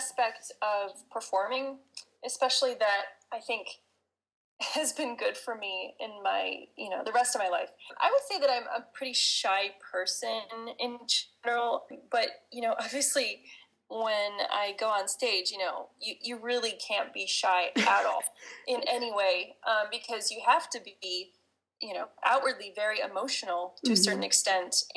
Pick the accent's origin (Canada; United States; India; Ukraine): United States; being an American